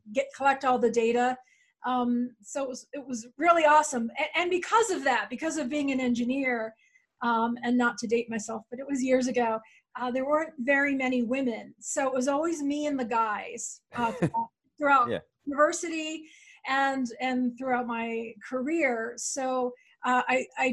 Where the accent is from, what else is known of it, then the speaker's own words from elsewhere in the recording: Philadelphia, Pennsylvania, United States; moved away as an adult; also born or lived in New York City / Washington, D.C. / Oregon; now in Boulder, United States; I grew up in outside Philadelphia